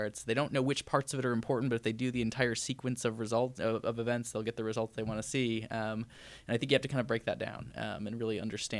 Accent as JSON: {"language": "English", "town": "Detroit", "region": "Michigan", "country": "United States", "tie": "born or raised there", "lives_now": "Boston, United States", "said": "I don't often get to go back to Michigan. I grew up in Michigan and spent part of my childhood in the Detroit area."}